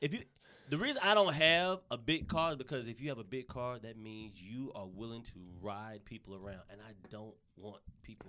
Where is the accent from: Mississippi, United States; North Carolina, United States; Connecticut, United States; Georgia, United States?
North Carolina, United States; Charlotte; moved away as an adult; now in Los Angeles, United States; I'm from the South. I'm born and raised in North Carolina